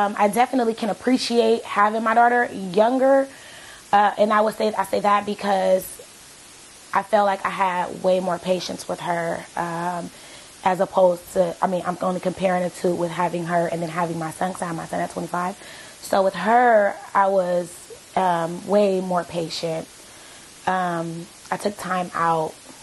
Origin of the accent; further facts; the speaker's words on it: San Francisco, California, United States; now in Sacramento, United States; Born and raised in San Francisco